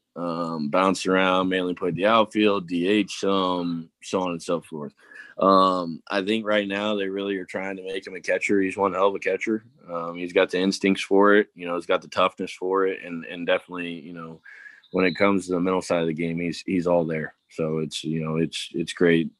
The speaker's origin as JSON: {"language": "English", "region": "Tennessee", "country": "United States", "moved": "yes", "said": "I'm from Tennessee originally"}